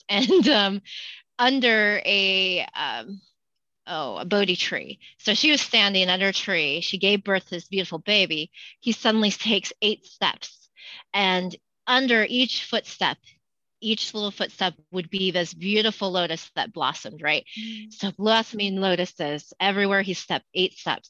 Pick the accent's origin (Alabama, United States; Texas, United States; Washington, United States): Washington, United States; Spokane; also born or lived in Great Falls, Montana / San Diego; I was born and raised here in Spokane